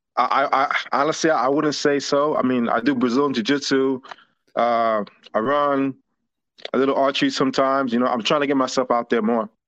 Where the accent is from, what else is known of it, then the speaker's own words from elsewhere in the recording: New York, United States; moved away as an adult; now in McDonough, Georgia, United States; I'm, I'm originally from New York.